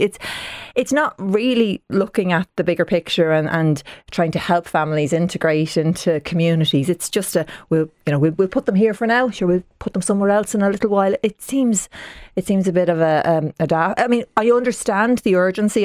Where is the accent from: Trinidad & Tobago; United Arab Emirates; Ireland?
Ireland; Dublin, Leinster; I'm a proud Dub. Now, I'm from, I'm from the south side kind, I'm from Talla